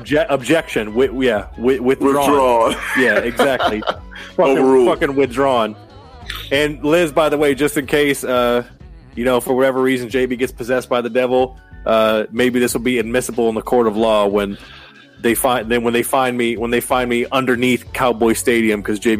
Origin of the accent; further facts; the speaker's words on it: Muskegon, Michigan, United States; I'm from Muskegon, you know, 231 and 313.